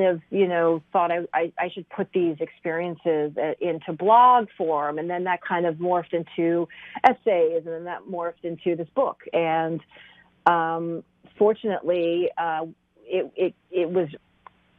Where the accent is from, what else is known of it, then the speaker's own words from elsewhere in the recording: Kentucky, United States; also born or lived in Iraq; I was born in Iraq and I grew up in Kentucky